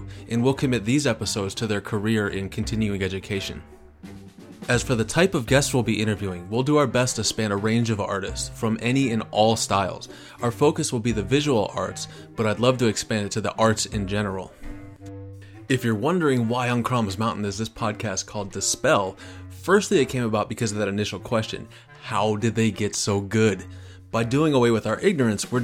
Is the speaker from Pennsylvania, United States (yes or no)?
yes; Erie, Pennsylvania, United States; moved away as an adult; also born or lived in Columbus, Ohio / California; I was born in Erie, Pennsylvania, graduated high school in 1998, went to art college in Columbus, Ohio